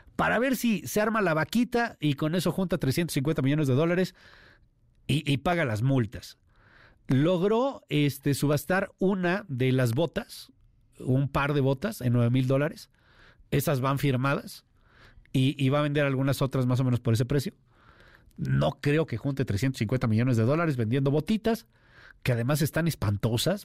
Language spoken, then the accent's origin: Spanish; Mexico; los mexicanos somos muy abiertos, somos pluriculturales, los mexicanos somos uno